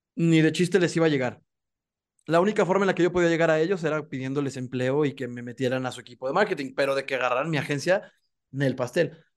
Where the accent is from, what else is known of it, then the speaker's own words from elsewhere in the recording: Mexico; somos emprendedores los mexicanos